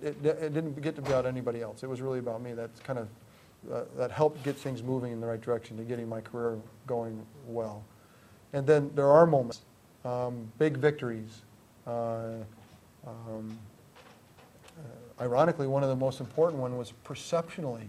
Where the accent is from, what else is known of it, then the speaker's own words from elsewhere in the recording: Greenwich, Connecticut, United States; I grew up in Greenwich, Connecticut